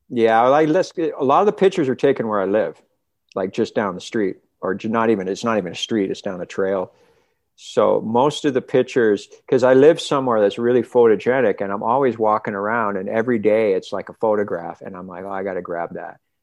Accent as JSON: {"language": "English", "country": "Canada", "also_born_or_lived": "Los Angeles, California", "moved": "yes", "lives_now": "British Columbia, Canada", "said": "I'm Canadian"}